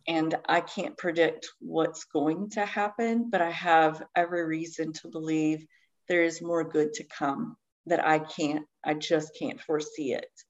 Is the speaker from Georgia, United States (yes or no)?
no; Eastern Kentucky, United States; I grew up in Eastern Kentucky. I live in Kentucky uh, now, still in Appalachia.